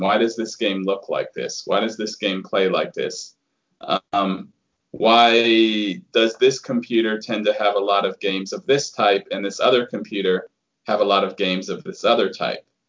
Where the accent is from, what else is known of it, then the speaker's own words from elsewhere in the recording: United States; the attitude that I grew up with being an American